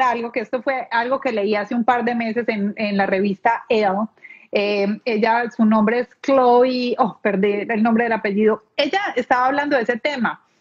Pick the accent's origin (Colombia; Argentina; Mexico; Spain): Colombia; moved away as an adult; now in Palm Beach, United States; soy colombiana, bien, me vine a vivir a este país hace 11 años